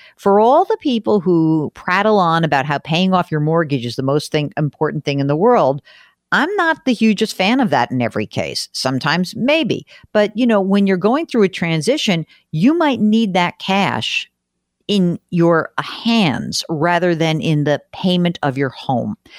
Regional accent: New York metropolitan area, United States; I grew up in the New York metropolitan area

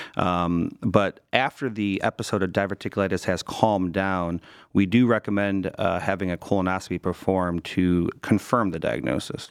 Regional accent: Cleveland, Ohio, United States; Born and raised in Cleveland

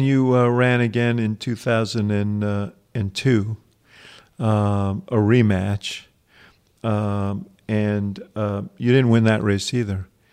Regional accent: New York, United States; Growing up in New York

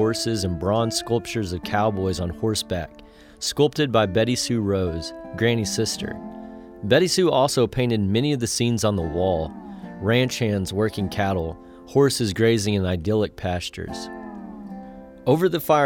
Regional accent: Andrews, Texas, United States; my hometown of Andrews

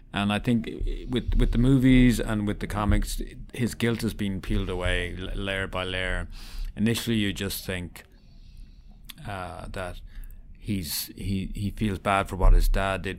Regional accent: Ireland; accent: Irish; As you can tell from my accent, I'm Irish

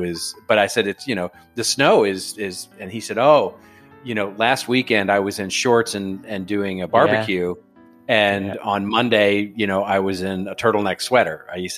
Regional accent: United States; he obviously noticed right away that I'm an American.

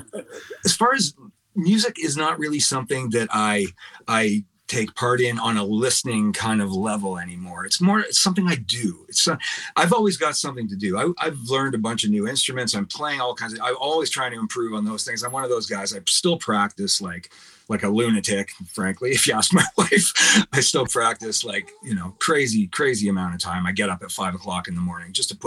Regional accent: Oshawa, Ontario, Canada; also born or lived in Scarborough; And then I moved to Oshawa when I was like 6 months old. My parents bought a house there in South Oshawa, and I lived there until I was 27.

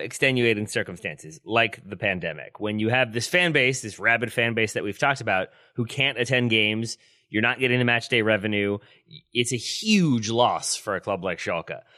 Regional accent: United States; as an American who's been to Germany twice

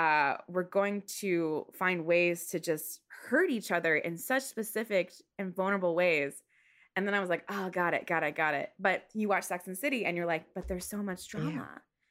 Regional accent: Stafford, Virginia, United States; also born or lived in Seoul; I'm from Stafford. I don't want to live in Stafford, Virginia anymore. And my dad was in the military. So when I was younger, at one point we lived in Seoul.

